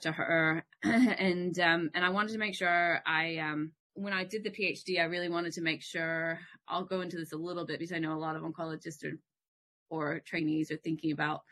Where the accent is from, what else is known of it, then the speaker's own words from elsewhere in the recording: Florida, United States; moved away as an adult; also born or lived in Houston, Texas; now in Australia; I grew up in Florida